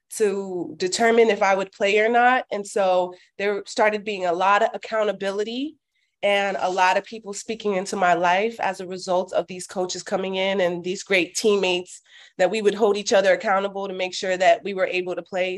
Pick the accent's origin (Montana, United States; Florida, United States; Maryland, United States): Florida, United States; Miami; also born or lived in Orlando, Florida; I was born and raised in Miami, Florida.